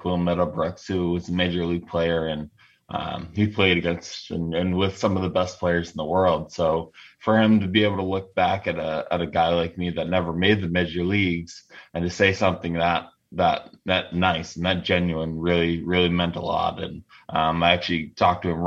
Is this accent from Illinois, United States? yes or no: no; New England, Rhode Island, United States; my high school years, I was from New England